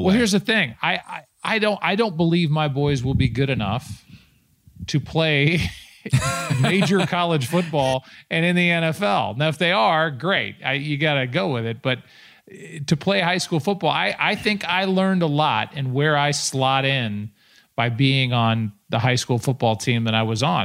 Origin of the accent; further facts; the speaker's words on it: St. Louis, Missouri, United States; my hometown